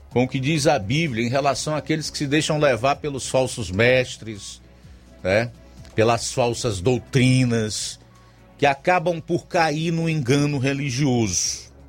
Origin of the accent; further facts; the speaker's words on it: Cacimba Nova, Brazil; sou da Cacimba Nova.